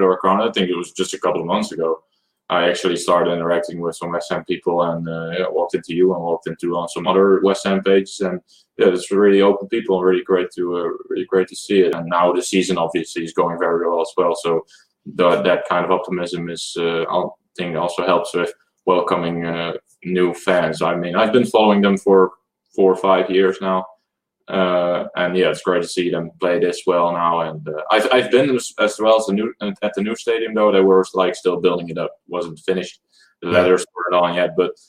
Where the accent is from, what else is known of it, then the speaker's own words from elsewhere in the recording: Netherlands; We're from the Netherlands.